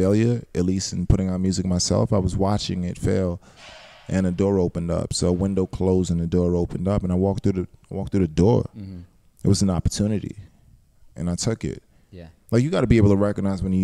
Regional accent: Georgetown, Guyana; moved away; also born or lived in New York, United States; I grew up in Guyana also, mm-hmm. Georgetown, Guyana

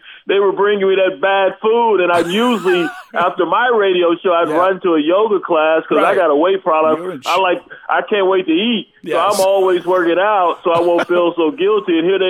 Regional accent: Iowa City, Iowa, United States; born there; the fact that I was born in Iowa City, man.

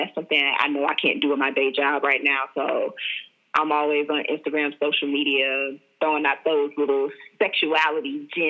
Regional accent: Tallahassee, Florida, United States; I was born and raised in Florida. Not Miami, though. Like, I'm from Tallahassee, Florida.

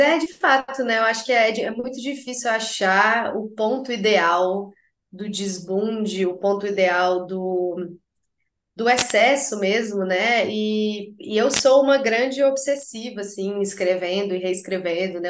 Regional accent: Belo Horizonte, Minas Gerais, Brazil; moved away as an adult; now in United States; eu nasci em Belo Horizonte, morei em Belo Horizonte, na mesma casa, para sempre, assim até eu sair e ir para os Estados Unidos

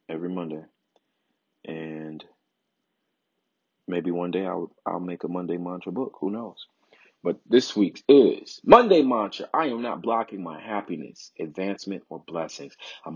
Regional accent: Chicago, Illinois, United States; That is my hometown, Chicago, Illinois

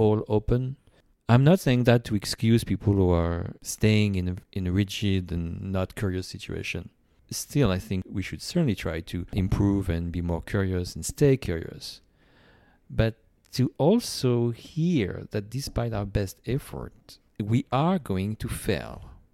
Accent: France; now in United States; I'm from France

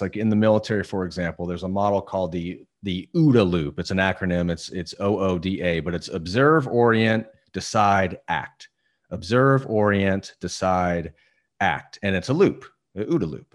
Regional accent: Indiana, United States; moved away as an adult; also born or lived in Denver; now in Southern California, United States; I was born in Denver, but I grew up in Indiana. I spent my entire life in Indiana up till, uh, six years ago

